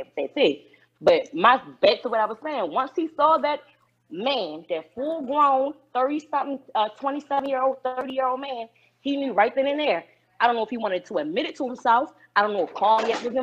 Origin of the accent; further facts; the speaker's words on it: Baltimore, Maryland, United States; now in Atlanta, United States; I am from Baltimore. I am in Georgia, Atlanta, Georgia right now